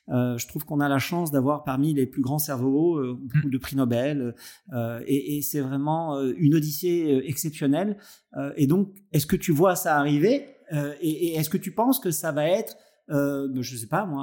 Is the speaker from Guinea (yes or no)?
no; Nice, Provence-Alpes-Côte d'Azur, France; voilà, en tant que niçois, et, et, et, pour toutes les autres choses qui, qui nous rattachent, je suis vraiment heureux d'avoir croisé ta route tardivement